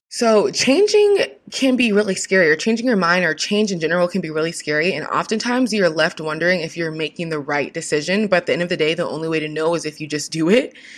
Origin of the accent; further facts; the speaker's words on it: Washington, United States; now in California, United States; a teen and a Miss title holder from the same state I was raised in Washington, it's my home.